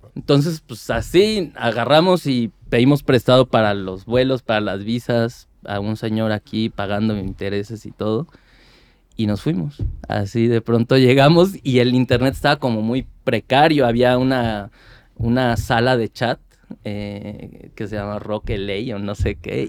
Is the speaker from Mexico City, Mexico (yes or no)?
yes; Mexico City, Mexico; yo soy de Iztapalapa, fui de Iztapalapa mucho tiempo y yo viví en el cerro